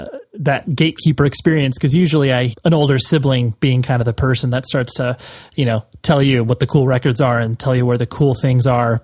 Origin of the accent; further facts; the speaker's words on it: Las Vegas, Nevada, United States; I was born and raised in Las Vegas, and I'm 34